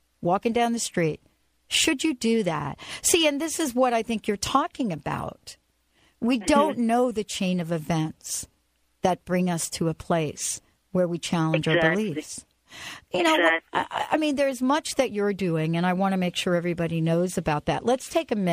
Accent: New York City, New York, United States; when I was younger, I grew up in the Bronx

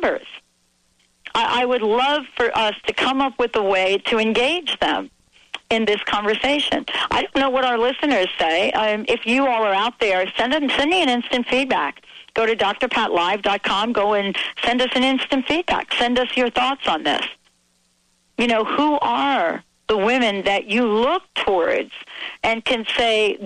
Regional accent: East Coast, United States; moved away; I was from the East Coast

